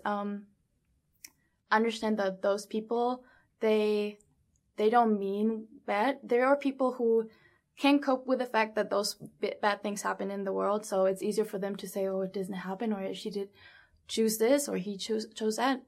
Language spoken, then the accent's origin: English; Germany; moved away as an adult; also born or lived in New York / Las Vegas; I'm from Germany, born and raised in Germany